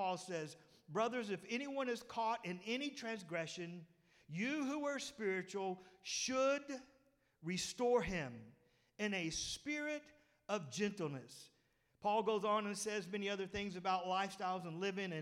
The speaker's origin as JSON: {"language": "English", "town": "Pettus", "region": "Texas", "country": "United States", "said": "I come from Pettus, and you know us Pettus boys"}